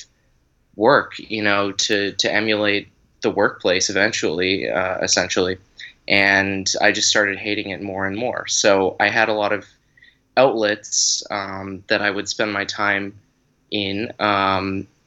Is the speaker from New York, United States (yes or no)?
no; South Carolina, United States; also born or lived in Boston / Atlanta; I was born in Boston and then lived in Atlanta for a little while, but I grew up here in South Carolina for most of my middle school, high school age